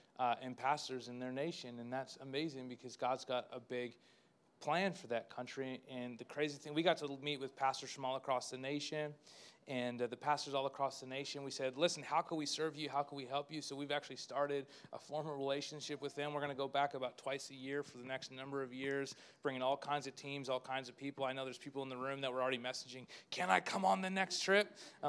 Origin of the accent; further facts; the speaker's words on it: Spruce Grove, Alberta, Canada; I didn't even tell people I was from Spruce Grove there. I just said Edmonton, that didn't even connect with them. So I just said Canada because that's all they knew.